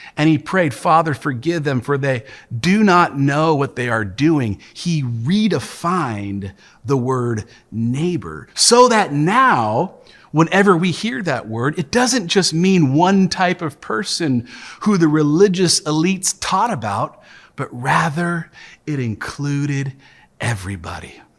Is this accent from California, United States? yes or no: no; Tacoma, Washington, United States; the church that I grew up in here in Tacoma